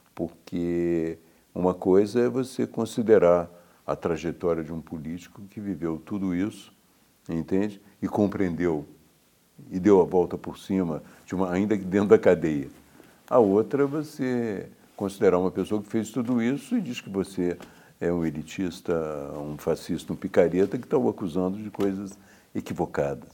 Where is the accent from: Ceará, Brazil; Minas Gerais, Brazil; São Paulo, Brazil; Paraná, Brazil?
Minas Gerais, Brazil; Juiz de Fora; eu sou de Juiz de Fora